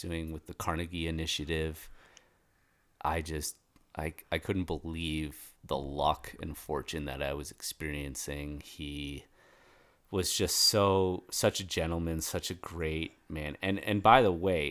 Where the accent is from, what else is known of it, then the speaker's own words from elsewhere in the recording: Toronto, Ontario, Canada; now in Colorado, United States; when I was a kid living in Toronto